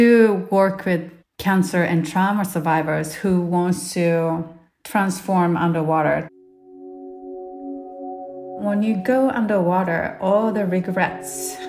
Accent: Japan; moved away; I'm from Japan originally

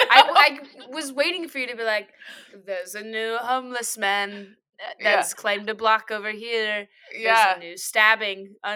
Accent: Louisville, Kentucky, United States; I grew up in Louisville.

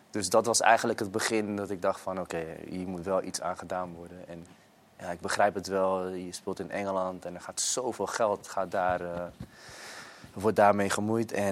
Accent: Netherlands; kijk, ik kwam natuurlijk uit Nederland, dus dat was heel veel voetballen.

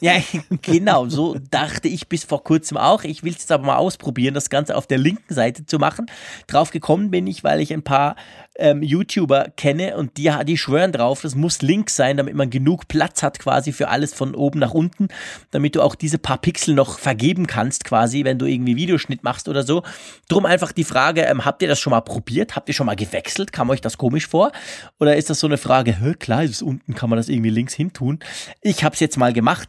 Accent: Switzerland; bei uns in der Schweiz

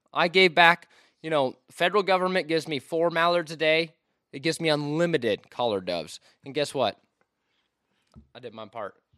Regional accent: Washington, United States; moved away; I'm from Washington State.

